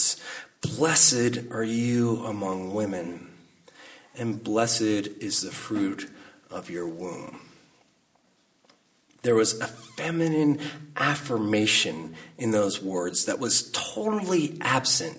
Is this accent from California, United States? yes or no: yes; Salinas, California, United States; also born or lived in Carmel, California; the summer before I started seventh grade, my mom married my stepfather, and we moved from Salinas, California to Carmel